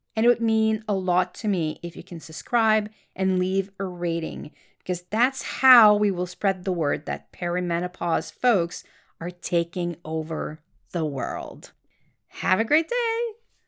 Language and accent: English; Quebec, Canada; accent: French Canadian; English is a second language; I am French Canadian. That's why you will hear a slight accent in my voice